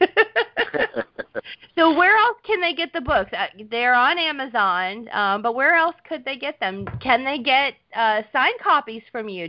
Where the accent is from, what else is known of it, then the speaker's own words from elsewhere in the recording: Southern United States, United States; accent: Southern; My southern accent came out, and I'm like, argon.